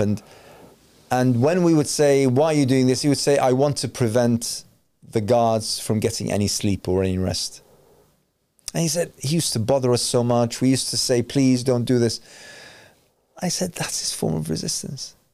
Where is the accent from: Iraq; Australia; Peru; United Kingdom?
Iraq; moved away